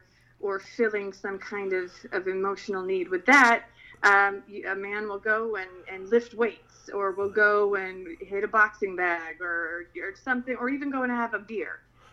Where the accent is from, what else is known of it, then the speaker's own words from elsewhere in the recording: Philippines; I grew up in the Philippines.